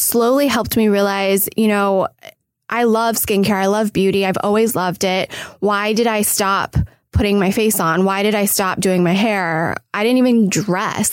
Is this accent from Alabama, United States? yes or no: no; Irvine, California, United States; moved away as an adult; also born or lived in New York; now in Los Angeles, United States; I'm originally from Irvine, California. Uh, Orange County